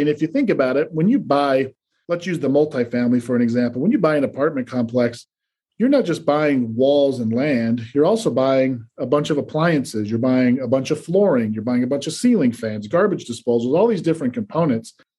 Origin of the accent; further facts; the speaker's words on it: Salt Lake City, Utah, United States; moved away as an adult; also born or lived in New York; I grew up in Salt Lake City, Utah.